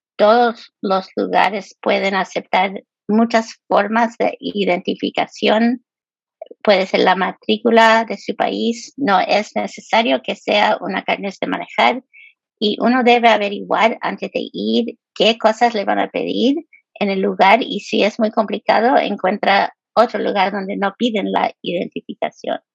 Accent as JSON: {"language": "Spanish", "town": "Los Angeles", "region": "California", "country": "United States", "tie": "born or raised there", "also_born_or_lived": "Chile (ancestry)", "moved": "yes", "lives_now": "Topeka, United States", "said": "yo nací en Los Ángeles, pero mis papás son chilenos ah, y se movieron hace muchos años y han vivido en California"}